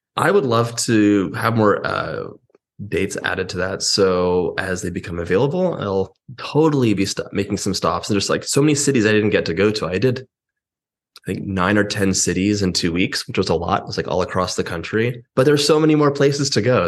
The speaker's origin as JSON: {"language": "English", "town": "Los Angeles", "region": "California", "country": "United States", "said": "I'm from Los Angeles"}